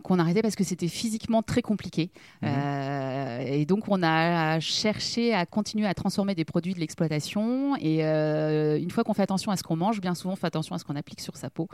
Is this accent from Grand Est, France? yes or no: yes; Somme-Tourbe, Grand Est, France; je suis originaire de Somme-Tourbe